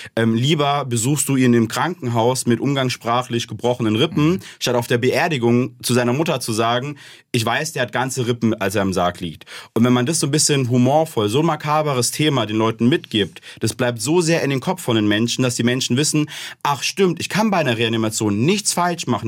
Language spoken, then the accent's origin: German; Ober-Ramstadt, Hesse, Germany; Ich komme aus dem Raum Darmstadt bei Frankfurt, Oberramstadt um genau zu sein